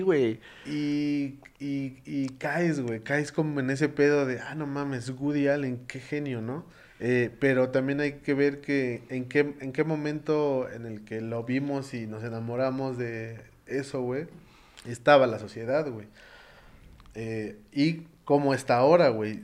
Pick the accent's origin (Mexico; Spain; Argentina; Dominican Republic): Mexico